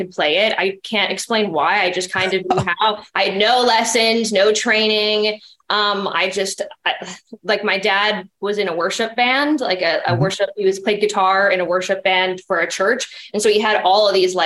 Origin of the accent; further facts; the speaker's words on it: Wisconsin, United States; now in Los Angeles, United States; born and raised in Wisconsin, more cows than humans